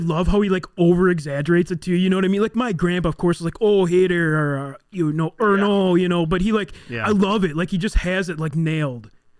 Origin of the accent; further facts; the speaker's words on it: Wisconsin, United States; I'm from Wisconsin.